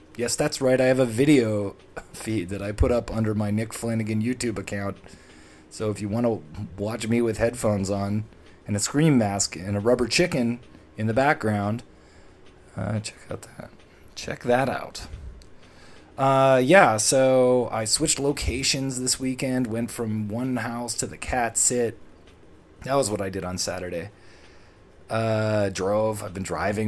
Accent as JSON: {"language": "English", "town": "Toronto", "region": "Ontario", "country": "Canada", "tie": "born or raised there", "said": "my hometown, Toronto, for as long as I've lived in it"}